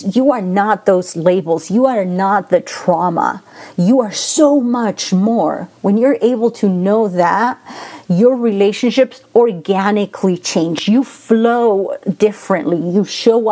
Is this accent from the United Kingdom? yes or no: no; Argentina; English is a second language; now in Las Vegas, United States; I am originally from Argentina, so I have that. If you hear that accent, it's because I'm from Argentina.